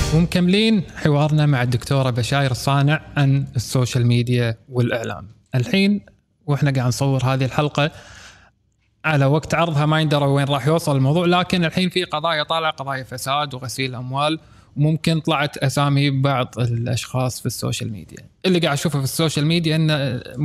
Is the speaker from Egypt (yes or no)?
no; Kuwait; عندنا في الكويت